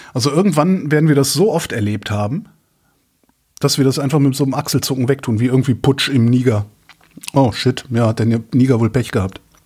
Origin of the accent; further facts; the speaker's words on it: Germany; bin Deutscher